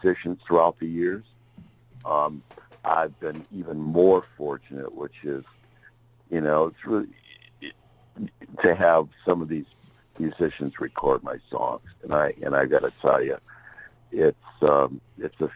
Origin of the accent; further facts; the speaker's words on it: Chicago, Illinois, United States; moved away; also born or lived in Tempe, Arizona; I was born in Chicago in 1949